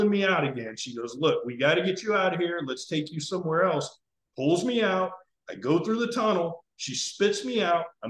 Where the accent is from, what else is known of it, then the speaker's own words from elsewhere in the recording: South Florida, United States; I grew up in South Florida